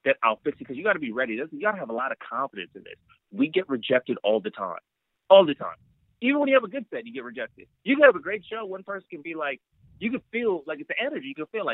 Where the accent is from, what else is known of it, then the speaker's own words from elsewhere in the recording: Los Angeles, California, United States; I was born and raised in L.A.